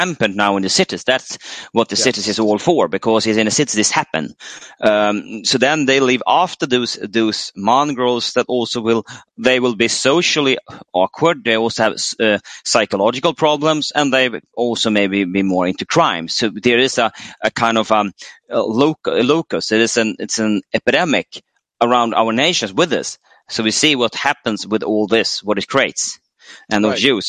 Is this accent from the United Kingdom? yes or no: no; Sweden